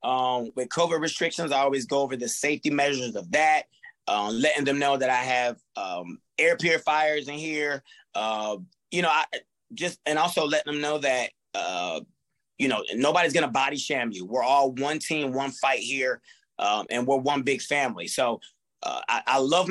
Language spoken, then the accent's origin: English; Fayetteville, United States; I love my hometown. I put on for my hometown